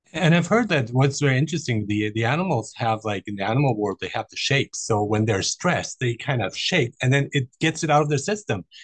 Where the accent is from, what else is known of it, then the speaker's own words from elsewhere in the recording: Germany; moved away; I grew up in Germany